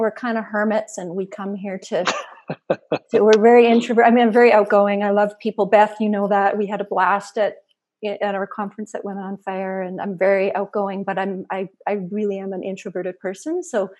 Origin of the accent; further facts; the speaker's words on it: Saskatoon, Saskatchewan, Canada; moved away as an adult; also born or lived in Athens, Georgia, United States / British Columbia; now in Alberta, Canada; I was born and raised in Saskatoon, Saskatchewan, in the prairies, went to school there, moved to actually a place called Athens, Georgia, just outside of Atlanta, Georgia, in 2000, and lived there for about 7 years